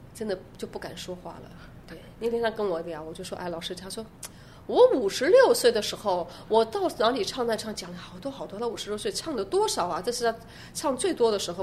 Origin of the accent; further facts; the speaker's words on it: Yilan, Yilan County, Taiwan; moved away as an adult; also born or lived in Weimar, Germany; 我小时候是在宜兰长大的，那时候你来还没有大学，也没有音乐班